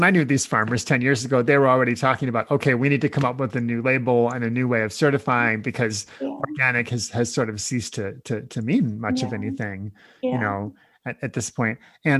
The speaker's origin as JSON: {"language": "English", "region": "Nebraska", "country": "United States", "tie": "born or raised there", "said": "I was born and raised in Nebraska, in the middle of the country, kind of the breadbasket of the U.S. there. And I heard about no-till there growing up"}